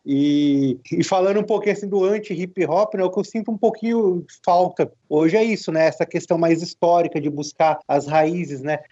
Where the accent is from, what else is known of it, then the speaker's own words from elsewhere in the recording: interior of São Paulo, Brazil; Eu sou aqui do interior de São Paulo, um bairro simples